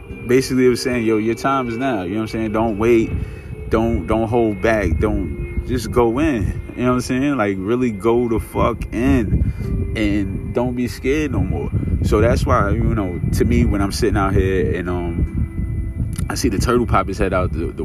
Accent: New York, United States; I'm from New York

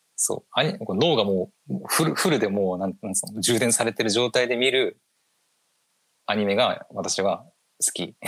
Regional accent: Aomori, Japan; 私青森の人間なので

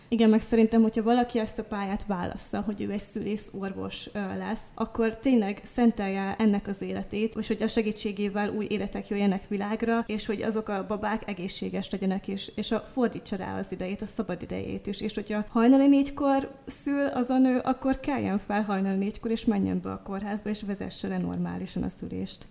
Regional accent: Borsod-Abaúj-Zemplén, Hungary; moved away as an adult; also born or lived in Miskolc; now in Eger, Hungary; mivel mindketten borsodiak vagyunk, Miskolchoz is rengeteg közünk van, én oda jártam például Gimibe is

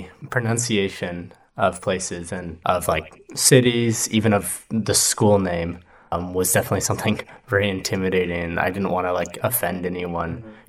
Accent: United States; first language English; now in New Zealand; I'm from the United States, and my main language is U.S. English.

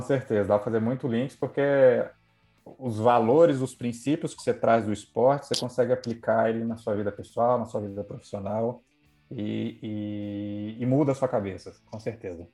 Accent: Brasília, Federal District, Brazil; moved away as an adult; also born or lived in Rio de Janeiro; Sou de Brasília

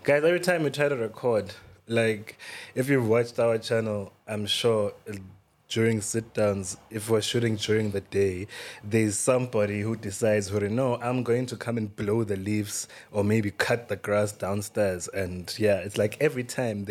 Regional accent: Eswatini; I'm from Swaziland. Like, I was raised by parents who are from Swaziland.

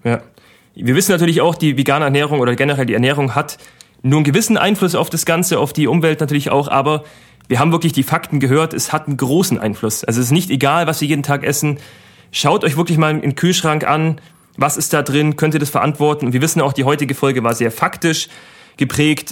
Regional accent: Germany; wir sind ein sehr reiches Land, muss man Deutschland wirklich auch sagen

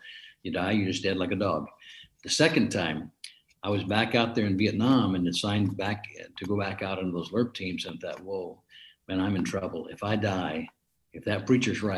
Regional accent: Watsonville, California, United States; also born or lived in Hot Springs, Arkansas / Oklahoma; all of my neighborhood friends I grew up with around Watsonville

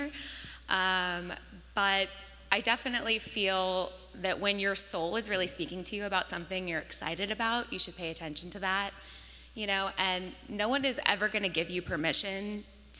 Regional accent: Northern California, United States; I actually grew up in Northern California

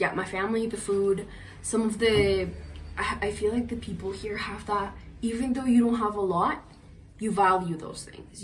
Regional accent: Colombia; English is a second language; now in Canada; I was Colombian

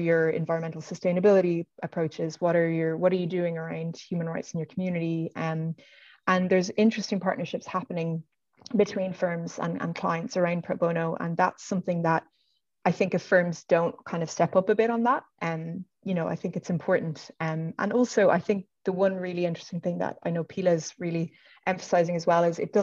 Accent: Dublin, Leinster, Ireland; I'm from Dublin

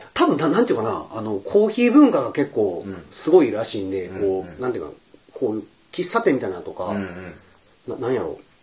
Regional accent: Kobe, Hyogo, Japan; 神戸出身やから

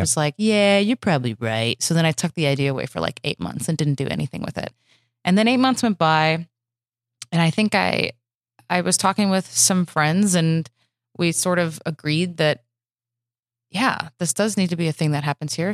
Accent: Michigan, United States; moved away as an adult; also born or lived in Chicago; now in Los Angeles, United States; I'm from Michigan.

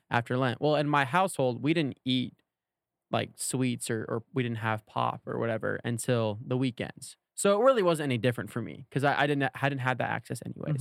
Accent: Oklahoma, United States; I'm from Oklahoma

